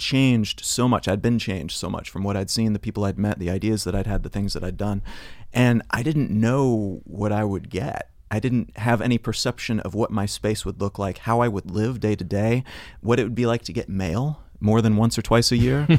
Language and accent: English; Columbia, Missouri, United States; moved away; I grew up in Columbia, Missouri